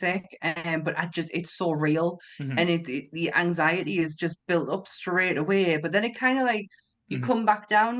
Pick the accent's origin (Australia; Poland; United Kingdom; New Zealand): United Kingdom; England; Because we're English